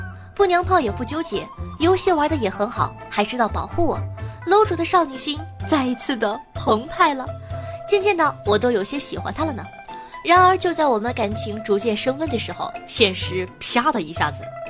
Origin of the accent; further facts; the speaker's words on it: Northeast China, China; 可能我这个人反应慢，再说我也是东北的。他一说大妹子，我就下意识的回了一句“欧了，大哥”，一股浓浓的大碴子味儿